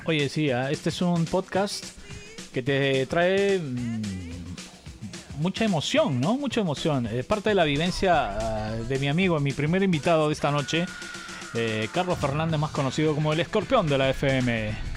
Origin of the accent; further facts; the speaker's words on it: Cusco, Peru; yo nací en Cusco